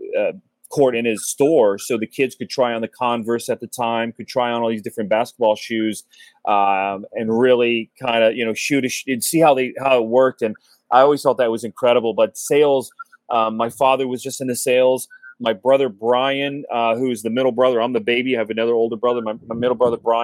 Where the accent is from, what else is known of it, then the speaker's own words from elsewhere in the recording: Cincinnati, Ohio, United States; moved away as an adult; now in South Florida, United States; growing up in Cincinnati, we have a little cigar shop downtown Cincinnati